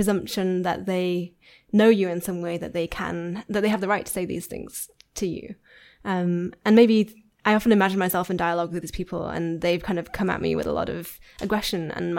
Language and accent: English; Yorkshire and the Humber, United Kingdom; I am from Yorkshire.